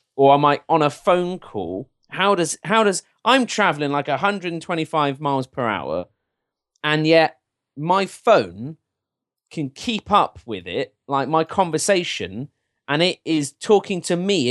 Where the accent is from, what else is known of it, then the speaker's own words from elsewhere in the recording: England, United Kingdom; I'm as English and British as they come